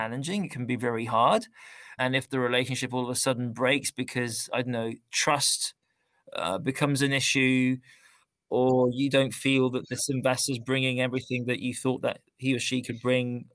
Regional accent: London, United Kingdom; moved away; I grew up in London.

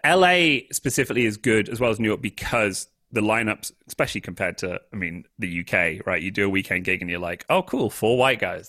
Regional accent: United Kingdom; moved away; I'm British

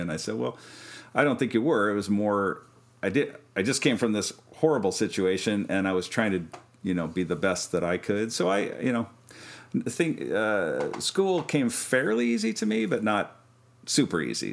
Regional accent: Kansas, United States; we're from Kansas originally, and you know, farm work

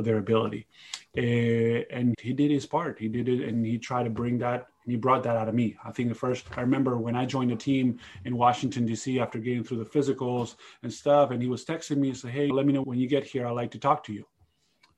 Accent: Spain; It's my home country.

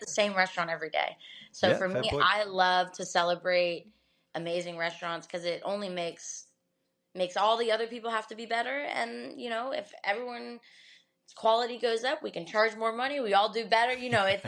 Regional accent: Tampa, Florida, United States; born and raised here. the beauty of Tampa

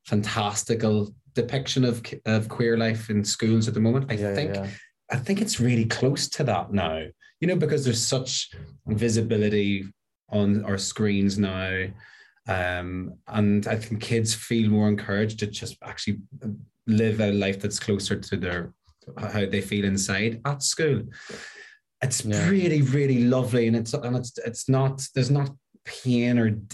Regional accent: Northern Ireland, United Kingdom; my culture sort of growing up in Northern Ireland

